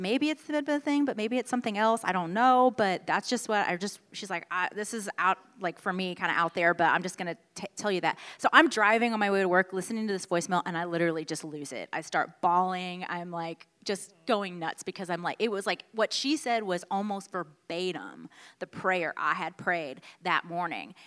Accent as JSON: {"language": "English", "town": "Houston", "region": "Texas", "country": "United States", "tie": "born or raised there", "also_born_or_lived": "Washington, D.C.", "moved": "as an adult", "said": "born and raised in Houston, Texas"}